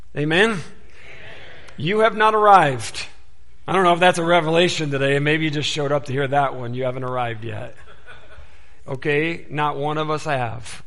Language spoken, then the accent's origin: English; Detroit, Michigan, United States; I was born and raised in the Detroit area, and so Motor City and all